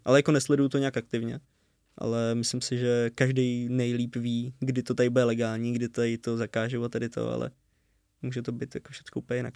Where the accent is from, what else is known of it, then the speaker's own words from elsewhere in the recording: Červený Kostelec, Hradec Králové Region, Czechia; moved away as an adult; now in Brno, Czech Republic; v Červeném kostelci, odkud jsme.